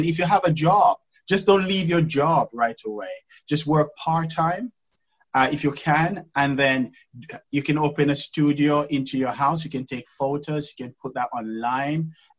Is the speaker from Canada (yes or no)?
no; England, United Kingdom; Because obviously you can imagine I come from England, I'm a black man, and you know, into this industry, which is very rare and very weird for a black man to be in.